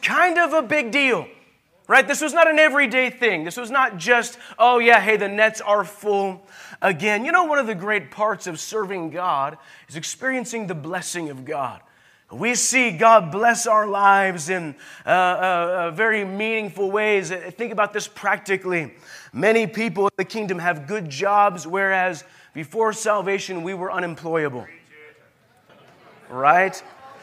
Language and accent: English; United States; I'm an American